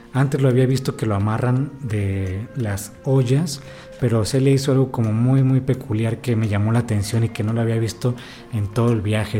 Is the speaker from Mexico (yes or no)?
yes; Ensenada, Baja California, Mexico; now in Oaxaca, Mexico; yo soy de Ensenada, del norte de México.